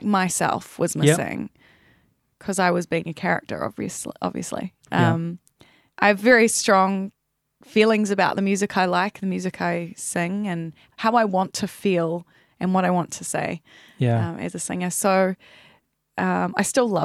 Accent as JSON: {"language": "English", "country": "New Zealand", "also_born_or_lived": "Melbourne, Australia", "moved": "as an adult", "said": "I'm Kiwi."}